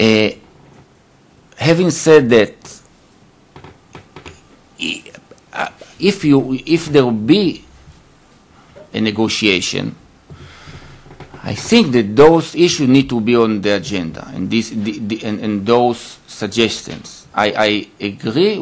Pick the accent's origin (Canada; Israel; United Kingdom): Israel; I was born in Israel